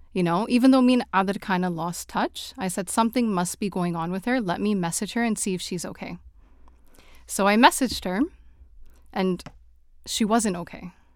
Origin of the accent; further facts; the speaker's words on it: Toronto, Ontario, Canada; now in Saudi Arabia; I am originally from Toronto, but I'm currently living in Saudi Arabia.